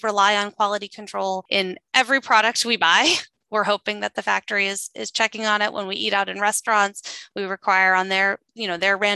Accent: Midwest, United States; I grew up in the Midwest, and my grandmother worked in our small town syringe factory

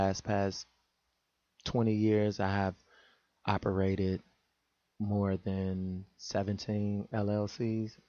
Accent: Chicago, Illinois, United States; the mentality that I was possessed with growing up in Chicago

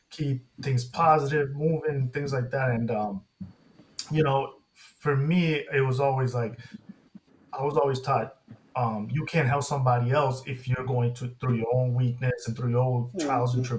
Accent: England, United Kingdom; born there; I was born in England, yeah.

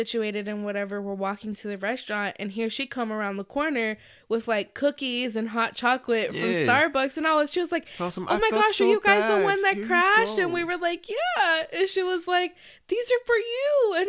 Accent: Florida, United States; We weren't used to the hospitality because we come

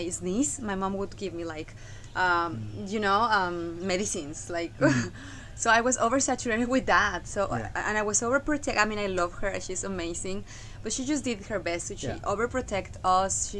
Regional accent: Mexico; moved away; I come from Mexico.

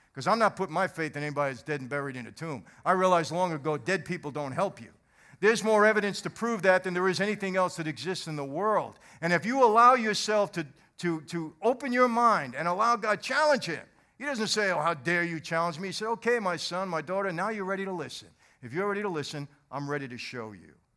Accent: New York City, New York, United States; also born or lived in Long Island, New York / New Jersey; I was born in Brooklyn, brought, brought up in, uh, and raised in Brooklyn and Long Island

